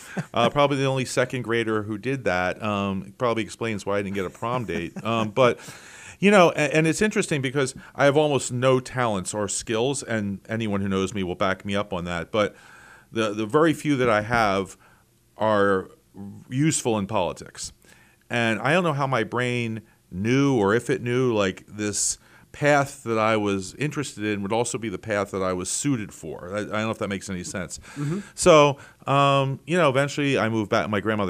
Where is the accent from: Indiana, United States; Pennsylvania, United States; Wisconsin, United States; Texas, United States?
Pennsylvania, United States; Philadelphia; born there; But no, I was born in Philadelphia.